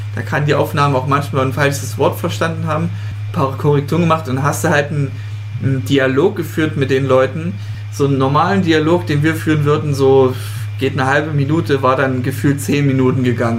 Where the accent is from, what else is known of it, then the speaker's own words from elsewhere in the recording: Leipzig, Saxony, Germany; ich komme ja aus Leipzig